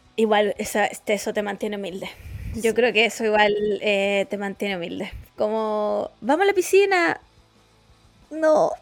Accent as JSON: {"language": "Spanish", "country": "Chile", "said": "yo agradecí ser chilena"}